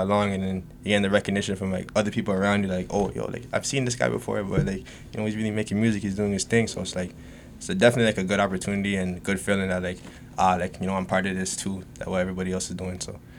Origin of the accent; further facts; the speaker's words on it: Ajax, Ontario, Canada; also born or lived in Scarborough, Toronto; So I grew up in Scarborough, and then I moved out to like more like further in the East, maybe around like grade like 6, so around that time, and I've been out there ever since. So that's really pretty much like my upbringing. I've been in the East End since birth